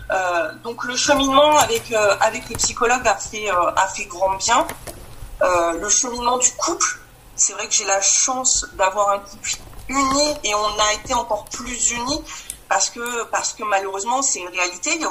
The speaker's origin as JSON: {"language": "French", "region": "Grand Est", "country": "France", "said": "j'ai 44 ans, je suis de la Marne."}